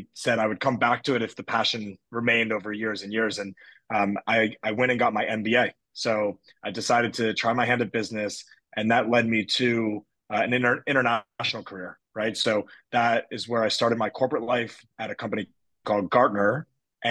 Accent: United States; accent: US; moved away as an adult; I am American, as if you can't tell from the US accent, if there is one

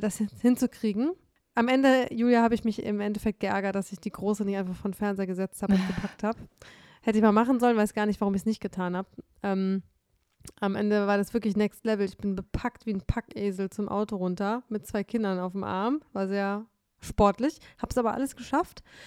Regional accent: Detmold, North Rhine-Westphalia, Germany; moved away; in meiner Heimat Detmold, wo meine Eltern noch wohnen

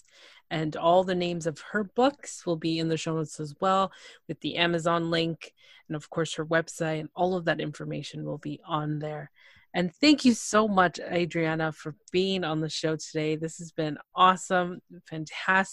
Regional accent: Toronto, Ontario, Canada; I'm from Toronto

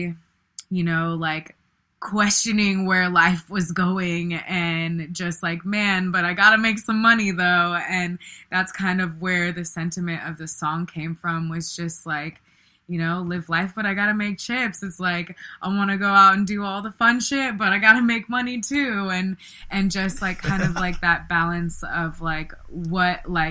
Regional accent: Bay Area, California, United States; growing up in the Bay Area during the 90s

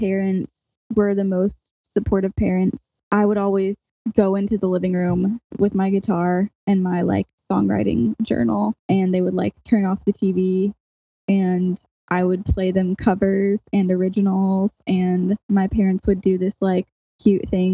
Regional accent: Texas, United States; moved away as an adult; I am originally from Texas. That is where I grew up

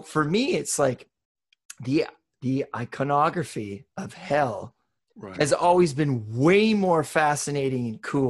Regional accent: Western Canada, Canada; I grew up in Western Canada, which, you know, it's pretty, at the time it was pretty homogenic culture.

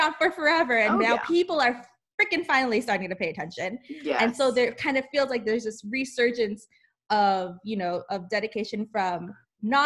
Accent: Los Angeles, California, United States; I'm from

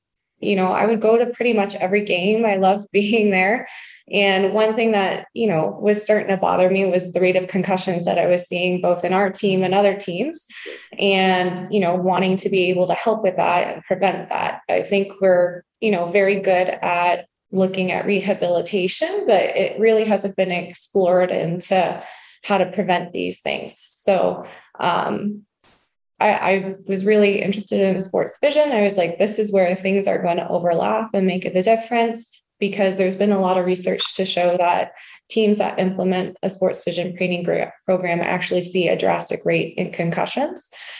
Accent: South Windsor, Ontario, Canada; Okay. So we're both born and raised in South Windsor.

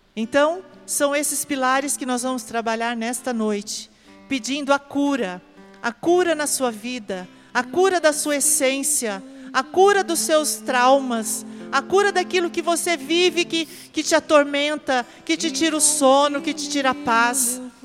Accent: Porecatu, Paraná, Brazil; moved away; da minha terra, lá do Paraná, os meus conterrâneos de Porecatu

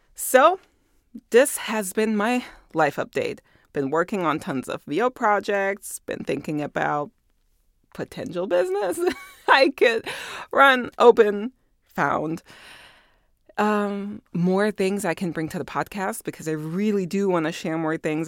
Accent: Germany; moved away; I was born and raised in Germany

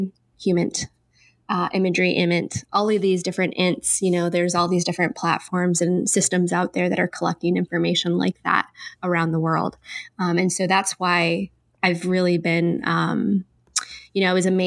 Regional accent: Michigan, United States; moved away as an adult; also born or lived in Washington, D.C.; I grew up in Michigan

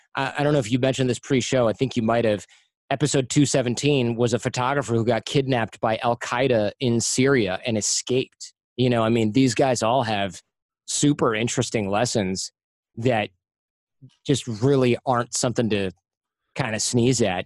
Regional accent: United States; I'm American

